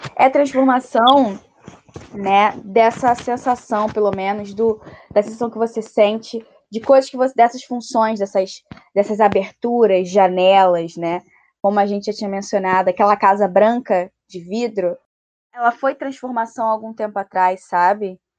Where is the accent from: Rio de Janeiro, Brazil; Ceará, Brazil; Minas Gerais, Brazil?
Rio de Janeiro, Brazil; do local onde eu vim, da Rocinha